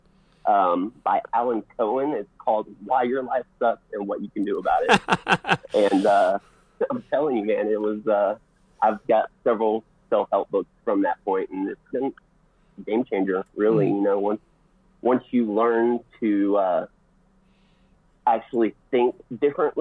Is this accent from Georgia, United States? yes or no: yes; Georgia, United States; also born or lived in Colorado; now in Denver, United States; I grew up in the South